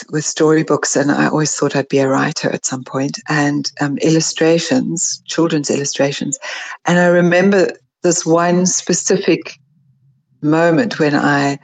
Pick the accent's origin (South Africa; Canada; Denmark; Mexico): South Africa; also born or lived in California, United States; I'm really South African in thinking and, you know, psyche